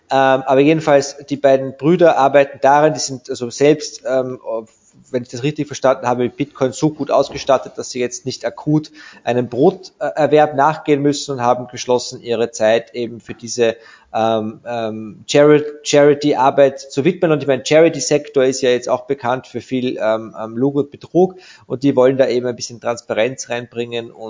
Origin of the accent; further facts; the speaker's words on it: Vienna, Austria; ich bekomme dort als Wiener eine ähnlich, wenn nicht sogar einen noch ruppigeren